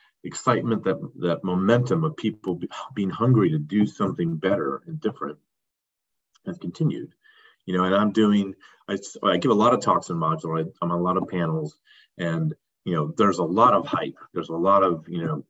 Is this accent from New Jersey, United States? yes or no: no; Palo Alto, California, United States; I grew up in Palo Alto, California